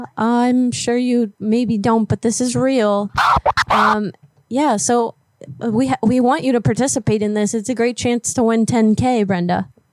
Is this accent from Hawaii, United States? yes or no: no; New Orleans, Louisiana, United States; I was born in New Orleans